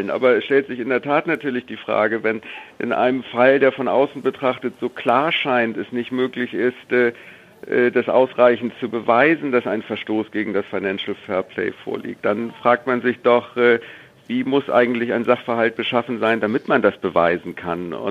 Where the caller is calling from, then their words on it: Hamburg, Germany; Guten Tag da muss ich Sie erstmal korrigieren. Ich bin aus Hamburg und nicht aus, aus